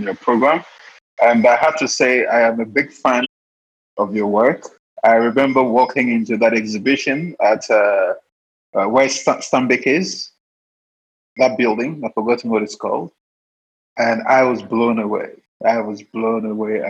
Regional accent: Elmina, Central Region, Ghana; I started documenting Elmina because that's where I was born.

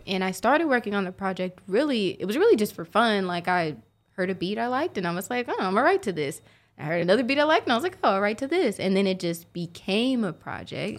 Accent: Oklahoma City, Oklahoma, United States; Born and raised, sooner born, sooner bred

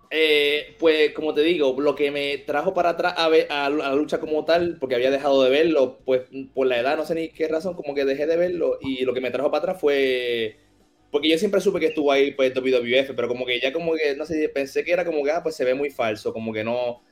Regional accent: Caguas, Puerto Rico; also born or lived in Orlando, Florida / Mexico; yo nací en Caguas, Puerto Rico, en el Hospital Ima. Este, me crié por aquí mismo

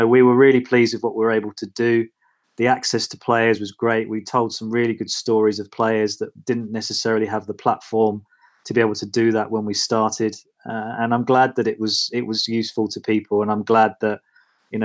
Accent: Watford, East of England, United Kingdom; I was working as a regional journalist in Watford, which is my hometown.

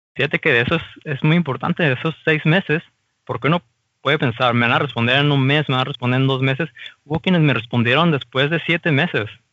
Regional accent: Mexico; moved away as an adult; now in Germany; como mexicano

